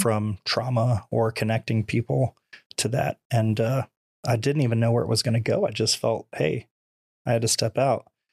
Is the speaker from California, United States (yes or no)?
no; Nokomis, Florida, United States; also born or lived in New Jersey / Venice, Florida; I was born in New Jersey. I've been in Florida since I was five years old